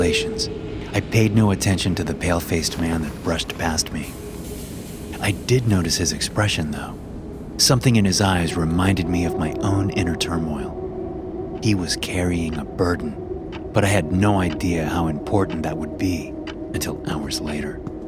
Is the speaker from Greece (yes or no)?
yes; Greece; I had taken a short break from my God-given assignment to visit her in my home country of Greece.